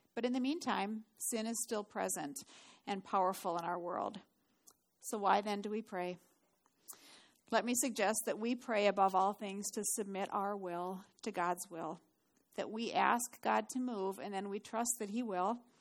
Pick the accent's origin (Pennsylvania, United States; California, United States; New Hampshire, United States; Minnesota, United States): Minnesota, United States; Duluth; moved away; I grew up in Duluth